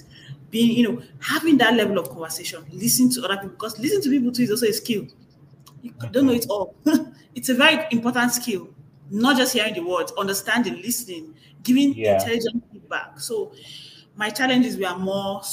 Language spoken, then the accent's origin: English; Nigeria; moved away as an adult; now in United States; I'm a Nigerian